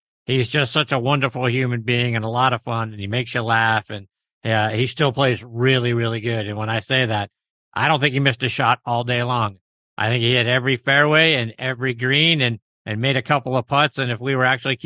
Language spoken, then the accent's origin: English; Pittsburgh, Pennsylvania, United States; I'm from Pittsburgh